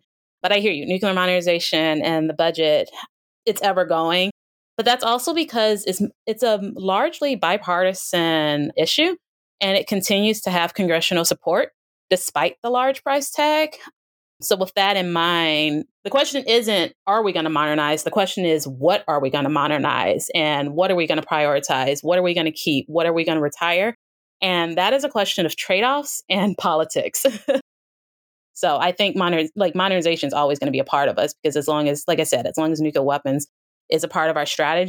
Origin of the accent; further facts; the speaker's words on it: United States; as an American